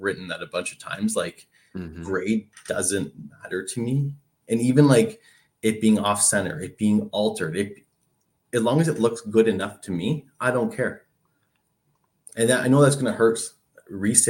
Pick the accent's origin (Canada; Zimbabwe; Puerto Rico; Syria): Canada; As a Canadian